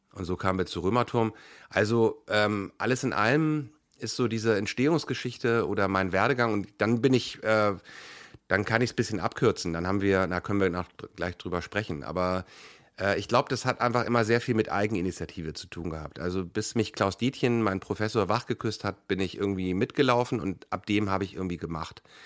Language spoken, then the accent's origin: German; Hamburg, Germany; also born or lived in Kiel; ich bin in Hamburg geboren